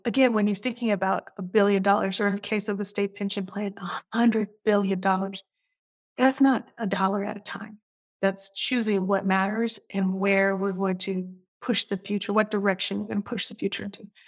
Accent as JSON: {"language": "English", "town": "Portland", "region": "Oregon", "country": "United States", "tie": "born or raised there", "also_born_or_lived": "Minnesota / Bay Area, California / New York City", "moved": "as an adult", "said": "I am a Portlander, fourth generation Portlander. And I grew up in Northeast Portland."}